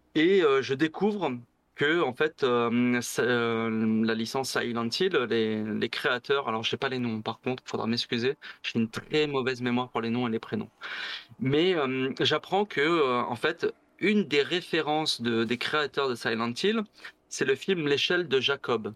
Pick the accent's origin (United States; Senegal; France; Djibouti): France; Bagnols-sur-Cèze, Occitania; also born or lived in Le Mans; je suis arrivé dans la région de bagnols sur 16, je devais avoir deux ans